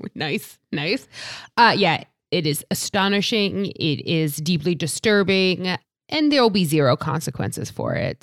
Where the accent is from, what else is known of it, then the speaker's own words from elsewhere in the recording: New York area, United States; I'm from New, the New York area